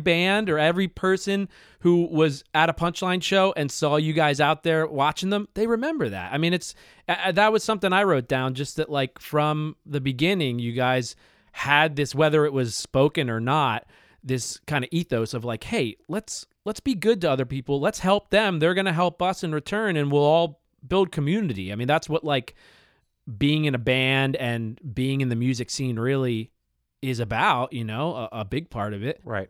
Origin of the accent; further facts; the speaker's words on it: Bucks County, Pennsylvania, United States; Tall Dave and I grew up in Bucks County, Pennsylvania together